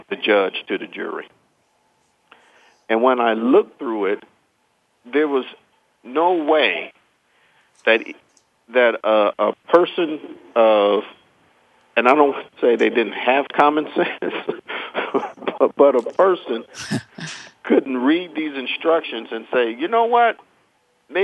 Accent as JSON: {"language": "English", "country": "United States", "said": "I'm an American"}